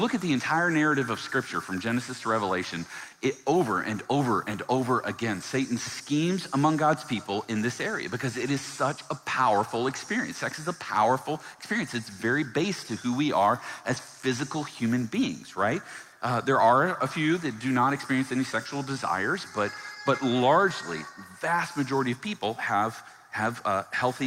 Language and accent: English; Virginia, United States; I grew up in the South, in Virginia